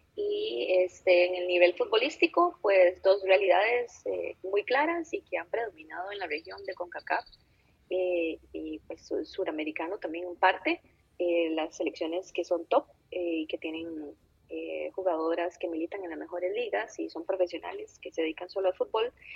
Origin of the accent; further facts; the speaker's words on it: Costa Rica